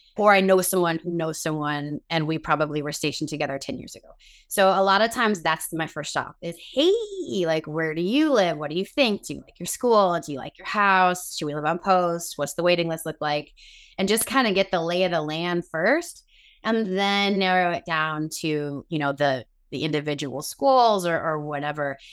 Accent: Chicago, Illinois, United States; moved away as an adult; now in Northern Virginia, United States; We are both originally from the Chicago area, but we live in Northern Virginia at the moment.

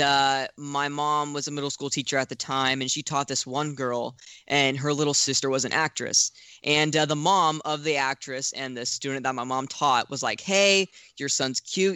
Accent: Florida, United States; it was still in my home state

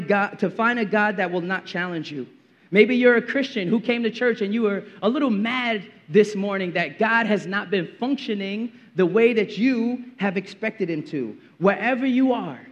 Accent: New York City, New York, United States; I grew up in Brooklyn in the 90s

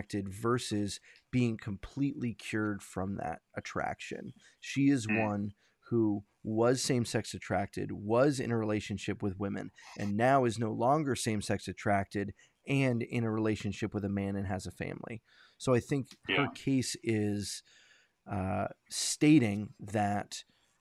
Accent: New York, United States; I'm a New Yorker.

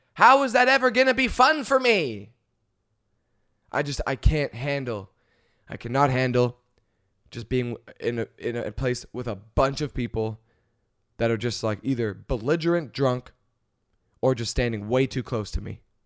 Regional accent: Canada; moved away; I'm Canadian.

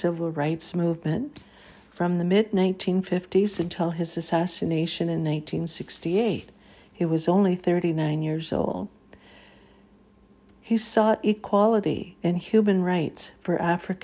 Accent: Canada; As a Canadian

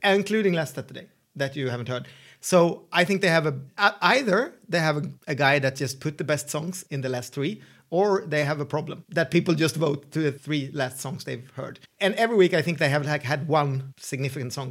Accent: Sweden; English is a second language; I'm the Swedish host.

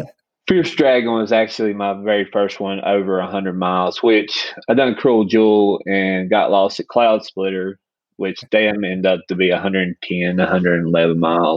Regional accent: Carnesville, Georgia, United States; I'm from Carnesville, Georgia.

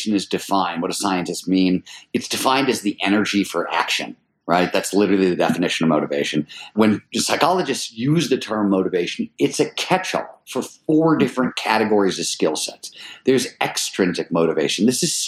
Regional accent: Cleveland, Ohio, United States; I grew up in Cleveland, Ohio in the 70s

